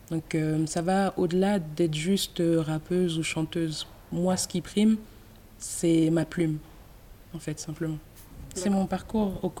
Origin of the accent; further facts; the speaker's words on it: Cameroon; born there; c'est important de dire que je suis née au Cameroun.